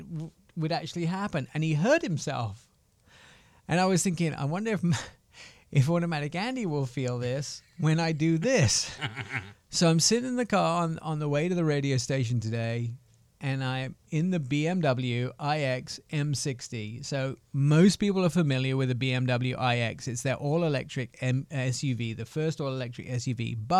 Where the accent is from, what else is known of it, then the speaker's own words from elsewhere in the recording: England, United Kingdom; They have plenty, but we're English. You don't do anything.